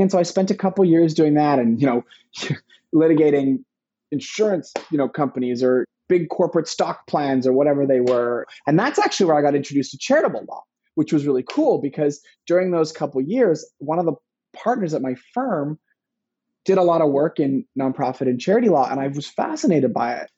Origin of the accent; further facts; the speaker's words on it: Vancouver, British Columbia, Canada; I was born in Vancouver, British Columbia, in Canada.